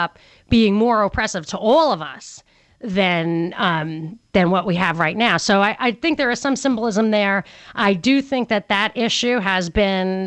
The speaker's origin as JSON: {"language": "English", "region": "New York", "country": "United States", "said": "I'm from New York."}